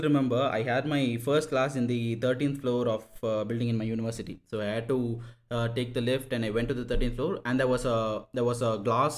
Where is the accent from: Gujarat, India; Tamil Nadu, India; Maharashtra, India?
Tamil Nadu, India; Coonoor; born or raised there; now in Chennai, India